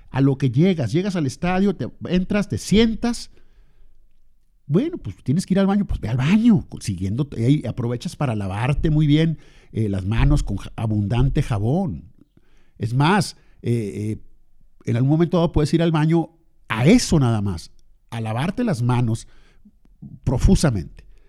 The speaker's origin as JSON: {"language": "Spanish", "town": "Lerdo", "region": "Durango", "country": "Mexico", "tie": "born or raised there", "lives_now": "Torreón, Mexico", "said": "yo nací en Lerdo"}